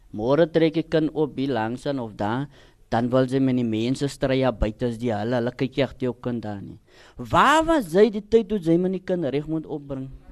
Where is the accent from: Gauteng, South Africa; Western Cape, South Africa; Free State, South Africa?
Western Cape, South Africa; Cape Town; ek is gebore in die Kaap